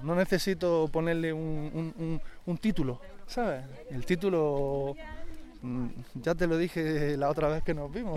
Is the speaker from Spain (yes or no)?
yes; Granada, Andalusia, Spain; yo que soy de Andalucía, pues coincide que soy un apasionado de, de mi tierra y del flamenco